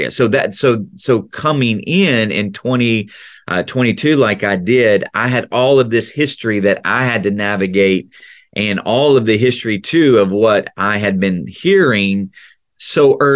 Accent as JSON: {"language": "English", "region": "the South", "country": "United States", "accent": "Southern", "said": "videos of me growing up you need subtitles because i was even more, you know, accentuated in my Southern accent."}